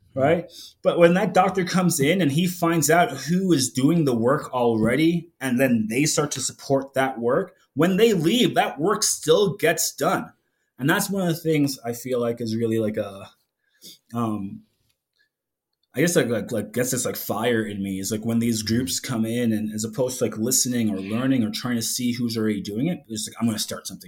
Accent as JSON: {"language": "English", "town": "New York City", "region": "New York", "country": "United States", "tie": "born or raised there", "moved": "yes", "said": "growing up in New York City"}